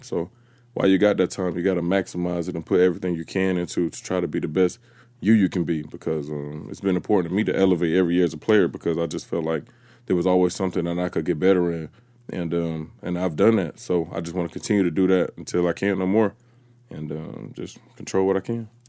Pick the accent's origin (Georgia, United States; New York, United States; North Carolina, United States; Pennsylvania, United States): Georgia, United States; Atlanta; when I was from Atlanta